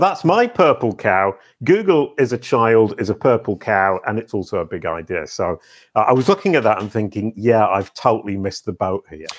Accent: United Kingdom; I'm British

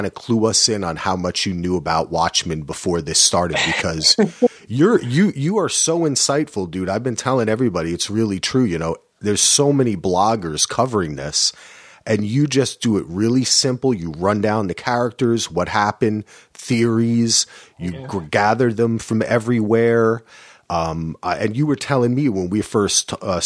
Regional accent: New Jersey, United States; I'm from Jersey

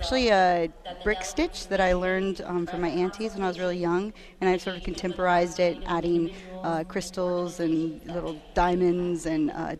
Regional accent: Kenai, Alaska, United States; I'm on Athabaskan from Kenai, Alaska.

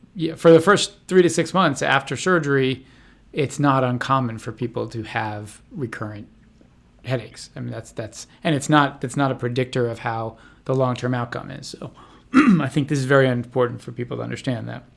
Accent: Washington, District of Columbia, United States; now in Santa Barbara, United States; I'm actually from Washington, D C

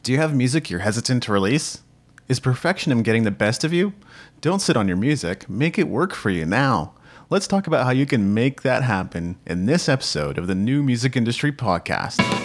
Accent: Japan; moved away; I grew up in Japan, where people were community-minded and cared about their neighbor

